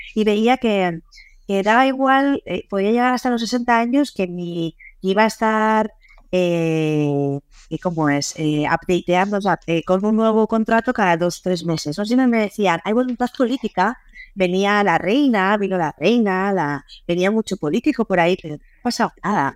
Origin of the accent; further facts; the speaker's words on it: San Sebastián, Basque Country, Spain; moved away as an adult; also born or lived in England; yo soy de Donosti